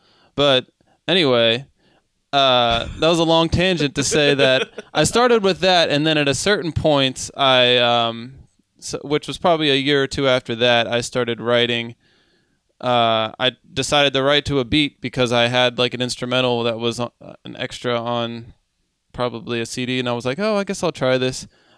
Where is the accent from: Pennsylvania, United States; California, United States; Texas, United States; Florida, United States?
Pennsylvania, United States; Monroeville; I grew up in I lived in Monroeville.